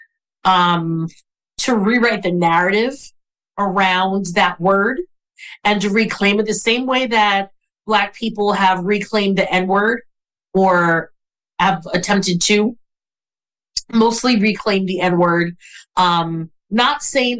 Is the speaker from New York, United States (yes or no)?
yes; New York City, New York, United States; I'm from Brooklyn, New York.